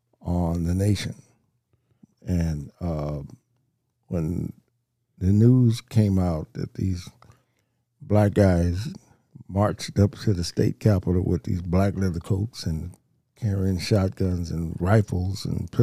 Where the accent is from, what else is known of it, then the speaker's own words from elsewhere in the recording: Compton, California, United States; growing up in Compton